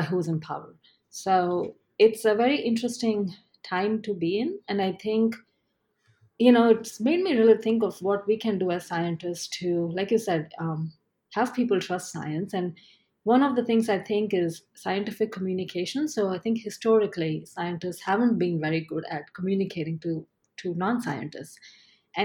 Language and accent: English; Ahmedabad, Gujarat, India; moved away as an adult; now in New York, United States; I grew up in a city called Ahmedabad, which is in the western part of the country.